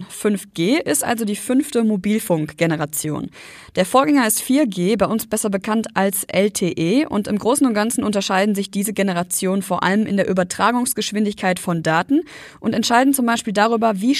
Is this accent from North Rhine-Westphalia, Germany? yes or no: yes; North Rhine-Westphalia, Germany; now in Düsseldorf, Germany; Wenn ich freitags von Düsseldorf in meine Heimat ins Sauerland mit dem Zug fahre